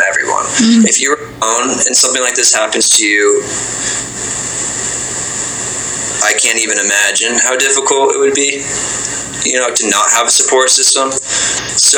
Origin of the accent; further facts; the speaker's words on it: Vermont, United States; I grew up in Vermont for the most part, which is a really small state.